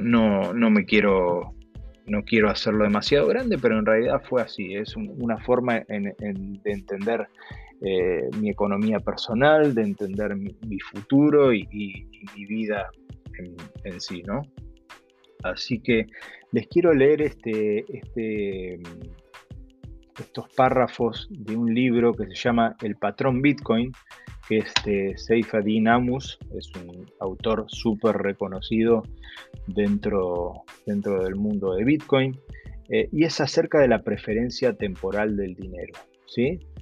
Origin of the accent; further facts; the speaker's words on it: Argentina; accent: Argentine; moved away as an adult; por mi acento, eh, yo soy argentino, viví en Argentina los primeros 38 años de mi vida.